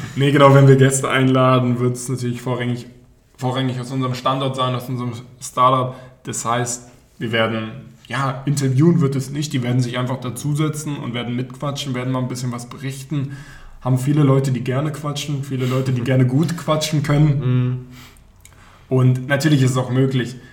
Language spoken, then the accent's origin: German; Berlin, Germany; moved away as an adult; now in Baden-Württemberg, Germany; gebürtiger Berliner, bin dann hier in den Süden gezogen, um zu studieren